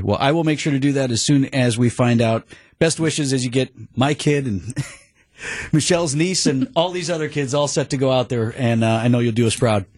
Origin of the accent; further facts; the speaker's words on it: Wauwatosa, Wisconsin, United States; I'm from Wauwatosa East